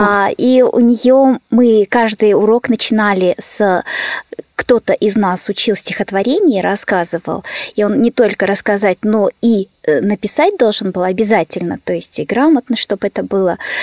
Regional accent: Petrovsk-Zabaykalsky, Zabaykalsky Krai, Russia; moved away; also born or lived in Verkhnyaya Pyshma; Я из Петров-Забайкальской школы Читинской области.

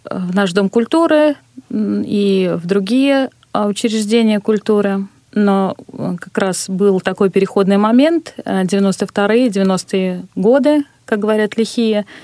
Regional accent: Ulyanovsk, Ulyanovsk Oblast, Russia; из Ульяновска, да.

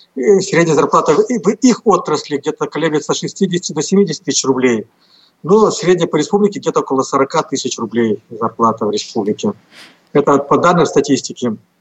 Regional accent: Komi Republic, Russia; я здесь родился и вырос

